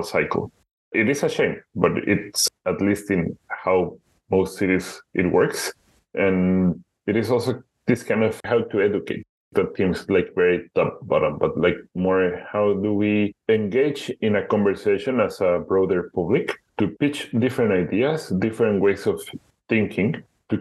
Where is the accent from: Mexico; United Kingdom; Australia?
Mexico; Guadalajara, Jalisco; moved away as an adult; also born or lived in Budapest, Hungary; now in Amsterdam, Netherlands; My hometown, Guadalajara, it is a city of 5.3 million inhabitants. It is the second or third largest city in Mexico